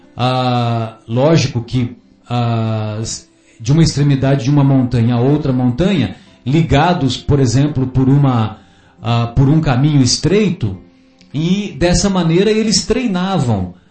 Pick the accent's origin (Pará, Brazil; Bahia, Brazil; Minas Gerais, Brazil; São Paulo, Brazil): São Paulo, Brazil; São José do Rio Pardo; lá na minha infância, lá em São José do Rio Pardo, sabe, ô Fábio, ah, eu cresci escutando amorosamente de minha mãe